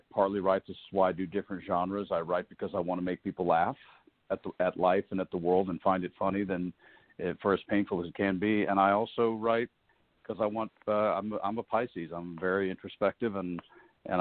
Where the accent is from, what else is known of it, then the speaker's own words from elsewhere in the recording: Nashville, Tennessee, United States; My mother was a professional singer, which is why I grew up in Nashville